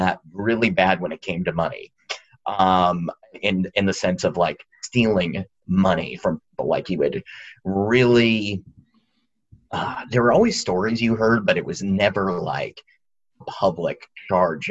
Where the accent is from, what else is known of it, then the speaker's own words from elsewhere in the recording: Dover, Massachusetts, United States; I am from Dover, Massachusetts, which is a very rural community